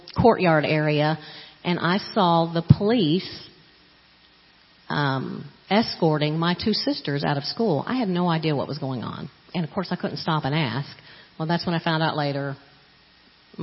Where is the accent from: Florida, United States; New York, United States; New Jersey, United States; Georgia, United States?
Florida, United States; moved away; I grew up in Florida, and I never knew who my biological father was